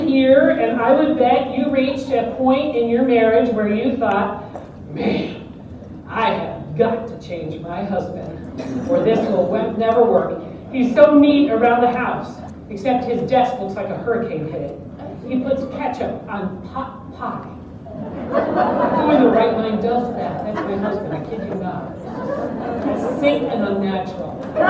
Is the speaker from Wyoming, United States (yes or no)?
no; Detroit, Michigan, United States; My children were raised appropriately on Motown. I grew up in Detroit.